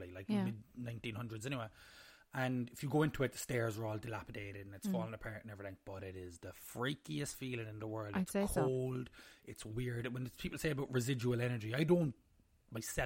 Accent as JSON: {"language": "English", "town": "Cobh", "region": "Munster", "country": "Ireland", "said": "We're from Cove"}